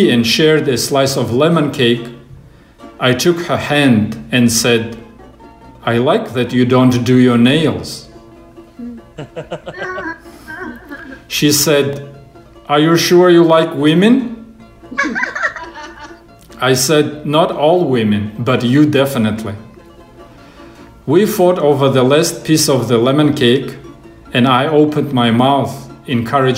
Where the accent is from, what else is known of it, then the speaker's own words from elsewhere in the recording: Russia; moved away as an adult; now in United States; I'm from Russia